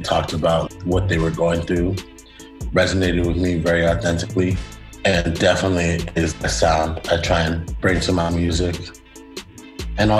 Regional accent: San Francisco, California, United States; also born or lived in Potrero Hill, San Francisco; I was first raised in Petro Hill, and then I moved to the Fillmore

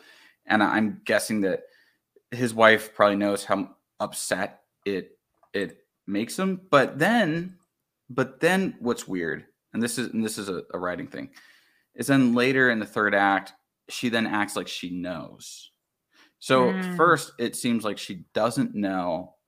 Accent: the South, United States; I mean, I grew up in the South, right?

